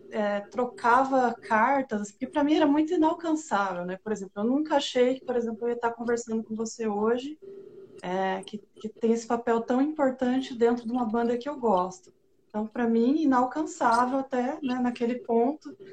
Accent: Paraná, Brazil; eu sou do interior do Paraná, né? Então, a minha cidade ali tinha 10 mil habitantes

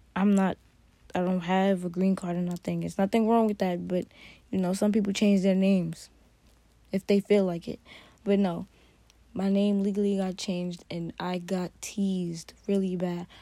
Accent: New York, United States; I grew up in New York.

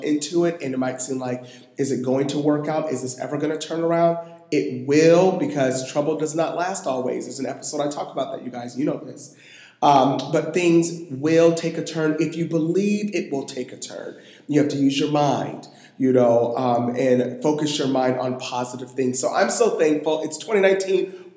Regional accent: Washington, United States; also born or lived in Buffalo, New York; I've grown up here much longer

